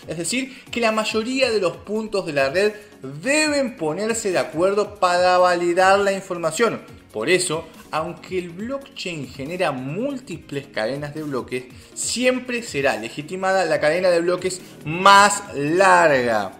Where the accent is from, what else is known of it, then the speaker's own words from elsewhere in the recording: Argentina; como argentino